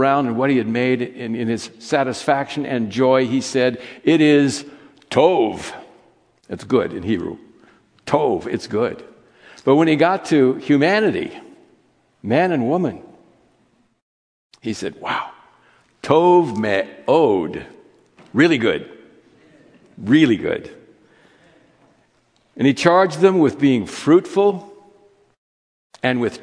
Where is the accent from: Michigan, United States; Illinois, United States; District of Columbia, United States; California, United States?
California, United States; As a child, I grew up in Judaism. I grew up in a synagogue in California